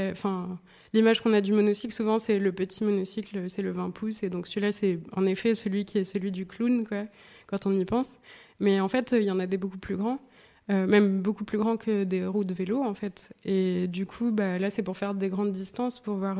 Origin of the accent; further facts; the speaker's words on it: Nice, Provence-Alpes-Côte d'Azur, France; je viens de Nice